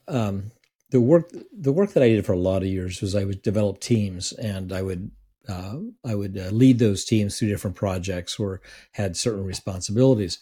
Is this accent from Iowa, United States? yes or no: yes; Iowa, United States; the place I grew up in Iowa